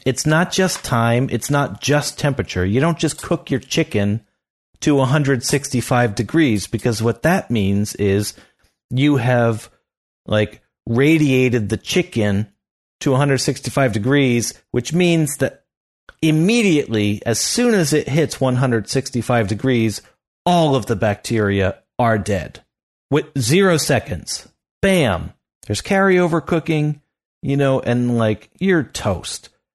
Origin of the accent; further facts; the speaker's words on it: the Poconos, Pennsylvania, United States; moved away; I'm back there where I grew up in the Poconos